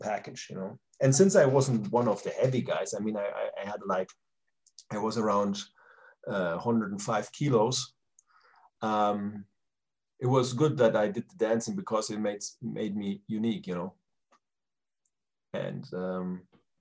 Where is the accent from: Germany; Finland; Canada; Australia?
Germany; moved away as an adult; also born or lived in United States; my home country